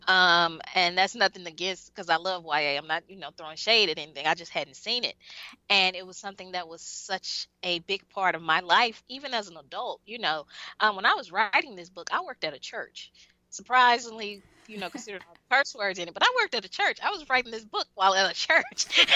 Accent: Mississippi, United States; i'm from mississippi

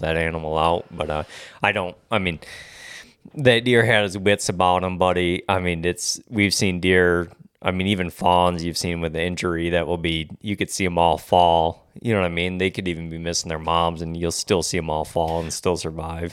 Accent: Michigan, United States; I'm born and raised in Michigan

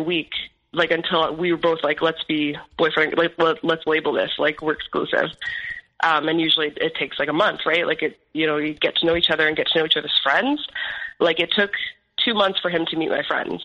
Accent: Ontario, Canada; born or raised there; moved away; also born or lived in Alberta

